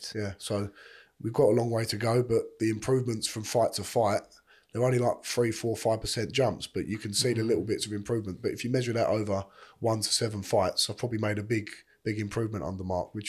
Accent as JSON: {"language": "English", "region": "London", "country": "United Kingdom", "lives_now": "Chelmsford, United Kingdom", "said": "I always say we're from East London, but we're really in Essex way, in Chelmsford or something like that."}